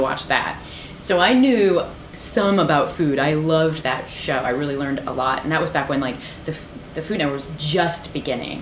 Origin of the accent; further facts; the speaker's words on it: Peoria, Illinois, United States; moved away; also born or lived in Ohio; I grew up in the Midwest